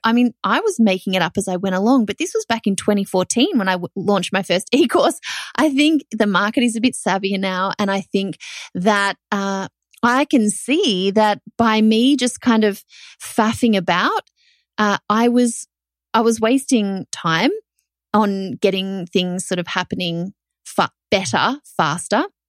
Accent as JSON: {"language": "English", "country": "Australia", "said": "as an Australian"}